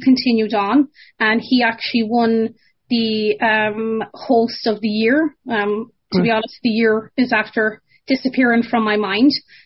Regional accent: Ballygar, Connacht, Ireland; moved away as an adult; now in Ottawa, Canada; I'm from Galway, Ireland, and I was raised in a little town called Ballygar

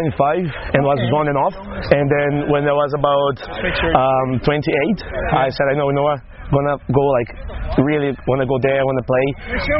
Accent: Brazil; English is a second language; moved away as an adult; also born or lived in Vinhedo; now in Ireland; I'm from Brazil.

